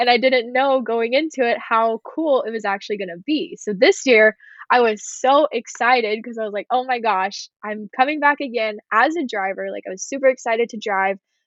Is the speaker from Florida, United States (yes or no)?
no; Texas, United States; I was a driver from Texas